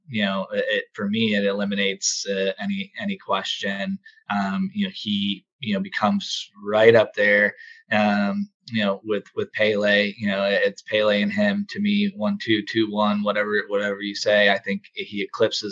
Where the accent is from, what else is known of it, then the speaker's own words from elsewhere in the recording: United States; me as an American